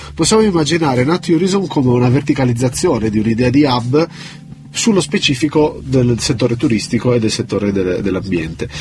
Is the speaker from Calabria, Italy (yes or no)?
no; Genoa, Liguria, Italy; io sono genovese